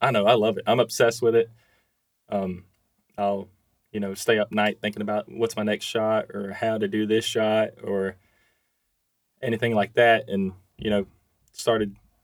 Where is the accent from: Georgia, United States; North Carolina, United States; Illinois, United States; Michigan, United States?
Georgia, United States; also born or lived in Carrollton, Georgia; I'm just a Georgia fan. Hometown guy